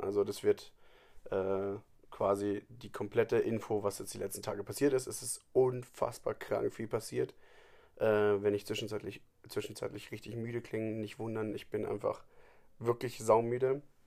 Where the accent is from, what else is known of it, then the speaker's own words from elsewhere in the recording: Germany; bei uns in Deutschland